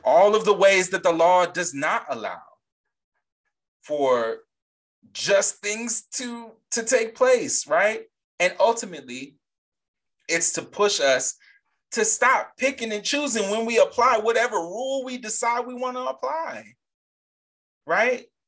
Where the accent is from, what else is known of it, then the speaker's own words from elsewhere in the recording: a Gulf of Mexico state, Gulf Coast, United States; the Gulf of Mexico, right next to my home state